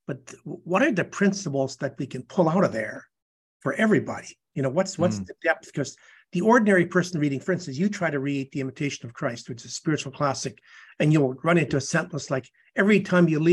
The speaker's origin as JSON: {"language": "English", "region": "Canadian Prairies", "country": "Canada", "tie": "born or raised there", "also_born_or_lived": "Edmonton", "moved": "as an adult", "lives_now": "San Antonio, United States", "said": "No, I'm a Canadian. I was born in the Canadian prairies."}